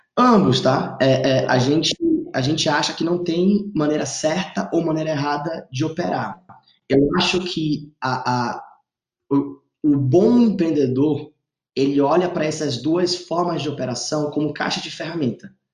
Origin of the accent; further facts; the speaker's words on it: Manaus, Amazonas, Brazil; moved away; also born or lived in Stanford, California; eu sou amazonense, estava em Manaus